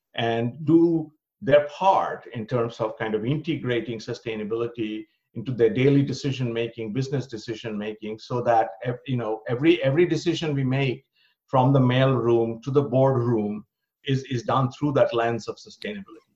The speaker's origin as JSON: {"language": "English", "country": "India", "tie": "born or raised there", "also_born_or_lived": "Berlin, Germany", "moved": "as an adult", "lives_now": "United States", "said": "I was born and brought up in India."}